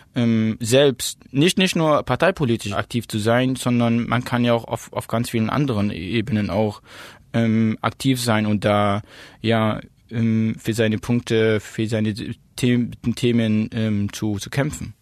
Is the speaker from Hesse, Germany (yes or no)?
no; Plauen, Saxony, Germany; also born or lived in Zakho, Iraq; now in Dresden, Germany; bin geboren in Sacho, das ist eine Stadt im Nordirak, hm, bin aufgewachsen in Plauen